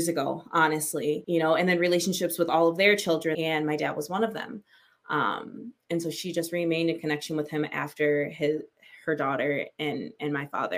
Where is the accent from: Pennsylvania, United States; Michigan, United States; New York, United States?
Michigan, United States; I'm from Michigan, born and raised